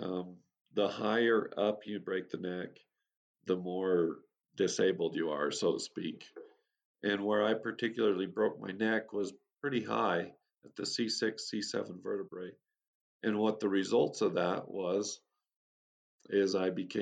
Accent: Utah, United States; I was born and raised in Utah, USA, on a little farm community

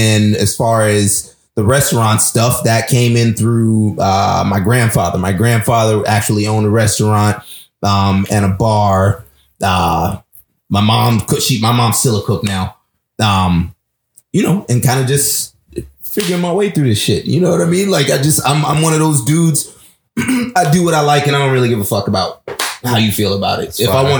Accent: Pompano, Florida, United States; I'm from Pompano, Florida.

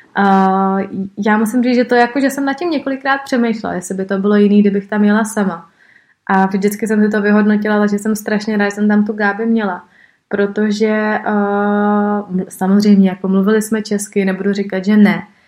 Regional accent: Prague, Czechia; já jsem prostě z Prahy, I moje škola byla vždycky v Praze

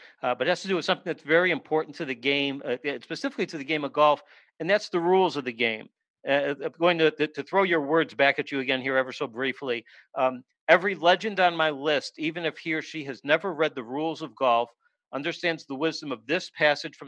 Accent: Chicago, Illinois, United States; I grew up in Chicago

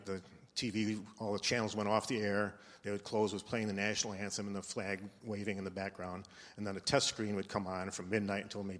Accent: Detroit, Michigan, United States; also born or lived in New Orleans, Louisiana; I was born in New Orleans, Louisiana, in May of 1948. And my dad, as you said, was a pastor, and he received a call in 1953 to go to a mission church in Detroit. So I was basically raised in Detroit.

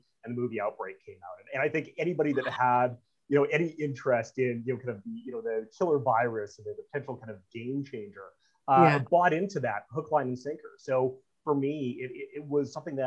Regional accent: Canada; part of being a Canadian

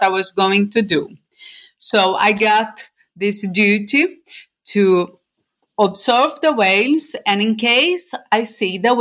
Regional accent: Rio de Janeiro, Brazil; moved away as an adult; now in Norway; I am from Brazil. And at the moment, well, since 2013, I live in Norway, in a small island

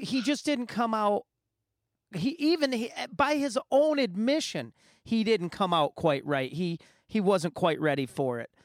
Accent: Muskegon, Michigan, United States; Growing up in Muskegon, we had the Summer Celebration Festival

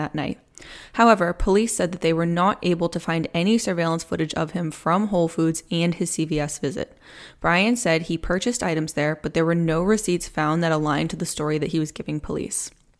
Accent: Plymouth, Massachusetts, United States; now in Charlotte, United States; I actually grew up, if you didn't know, on the South Shore of Massachusetts. I grew up in Plymouth. Now I live in Charlotte.

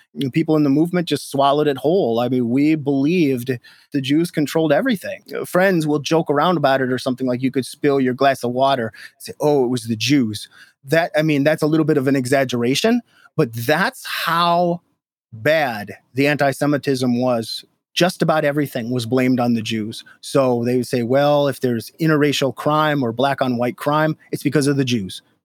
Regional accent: Minnesota, United States; moved away as an adult; now in Detroit, United States; I'm from Minnesota originally

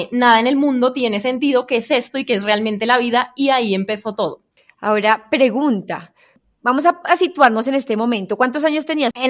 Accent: Spain; now in Colombia; mi acento ya está súper mezclado y después es algo que a la gente le genera mucha curiosidad, como por qué una española está viviendo en Colombia.

